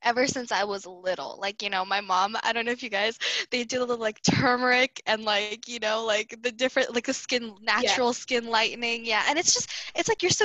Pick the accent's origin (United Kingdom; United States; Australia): United States; But we also have one foot in being American